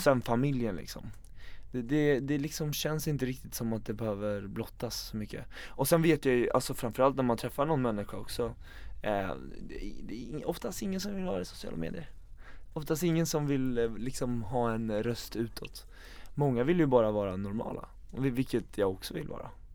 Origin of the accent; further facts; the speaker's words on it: Eskilstuna, Södermanland, Sweden; sitta hemma i Eskilstuna